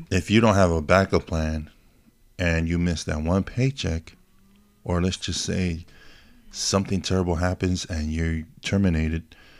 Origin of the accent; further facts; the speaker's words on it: Hawaii, United States; moved away; I was born in Hawaii